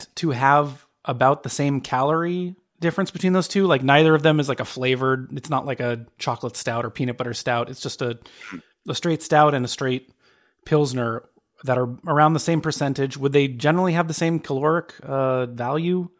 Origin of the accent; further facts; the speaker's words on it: Phoenix, Arizona, United States; I'm from Phoenix, which is dry as hell